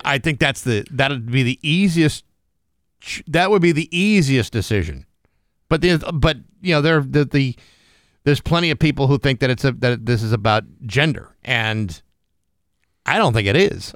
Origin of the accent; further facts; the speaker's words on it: Rehoboth, Massachusetts, United States; my hometown. Rehoboth, Massachusetts